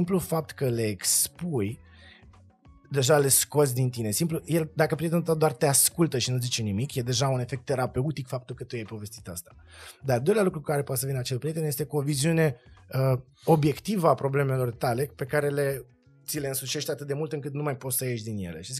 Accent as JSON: {"language": "Romanian", "country": "Moldova", "tie": "born there", "said": "Eu m-am născut în Republica."}